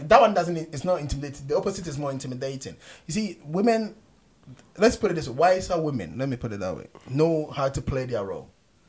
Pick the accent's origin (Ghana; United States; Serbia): Ghana; moved away; when I grew up in Ghana